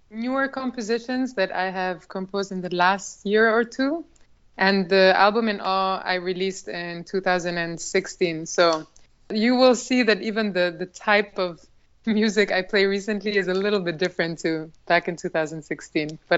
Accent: Albania; so yes, growing up in Albania in that kind of environment was something that I very much cherish

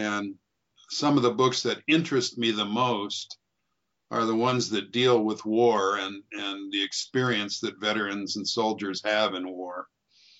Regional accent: Moses Lake, Washington, United States; also born or lived in Portland, Oregon; I was born in Portland, Oregon, and grew up mostly in a little town, a little farming town called Moses Lake, Washington

